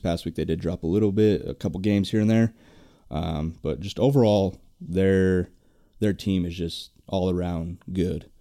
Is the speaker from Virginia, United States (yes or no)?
no; Denver, Colorado, United States; I'm from Denver, so a huge Rockies fan